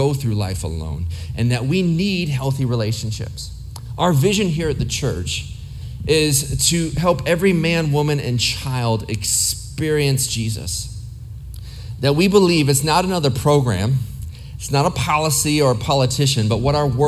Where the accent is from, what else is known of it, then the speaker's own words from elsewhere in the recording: Ohio, United States; now in Arizona, United States; I lived in several places. I grew up mostly in Ohio.